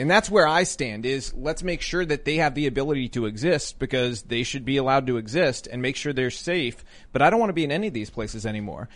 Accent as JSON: {"language": "English", "region": "Tennessee", "country": "United States"}